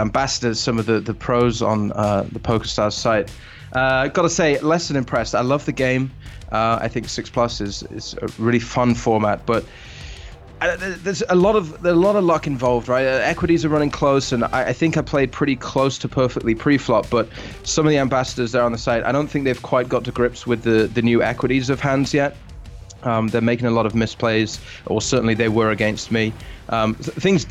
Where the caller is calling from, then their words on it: Stroud, South West England, United Kingdom; I'm ringing in from Stroud in Gloucestershire